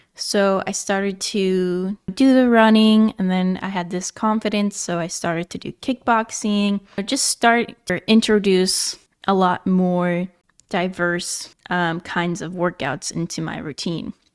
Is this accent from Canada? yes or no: no; Nebraska, United States; moved away as an adult; also born or lived in Virginia / California; I am originally from Nebraska